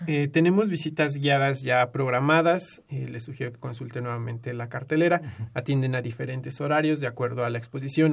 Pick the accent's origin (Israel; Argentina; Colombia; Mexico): Mexico; nosotros como mexicanos en nuestra cultura